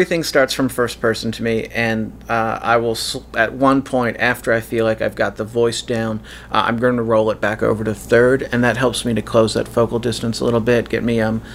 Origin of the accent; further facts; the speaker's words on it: United States; moved away; As an American living abroad